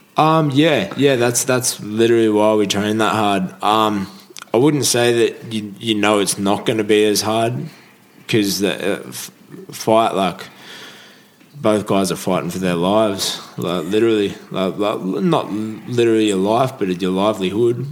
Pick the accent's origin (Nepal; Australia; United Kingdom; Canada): Australia; Holgate, New South Wales; I grew up on the Central Coast, uh, Holgate, Central